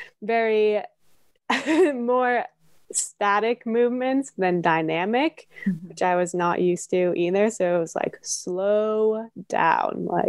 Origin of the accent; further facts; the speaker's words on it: Nevada City, California, United States; my hometown in Nevada City in California